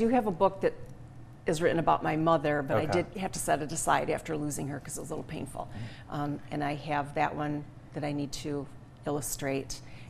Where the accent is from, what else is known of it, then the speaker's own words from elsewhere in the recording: St. Louis, Michigan, United States; now in Jackson, United States; We live in Jackson, but I grew up in St. Louis, right up 127.